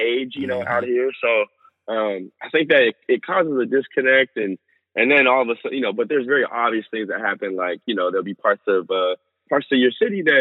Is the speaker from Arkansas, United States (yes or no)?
no; Berkeley, California, United States; also born or lived in Oakland; now in San Francisco, United States; I come from Berkeley, grew up in Oakland and Berkeley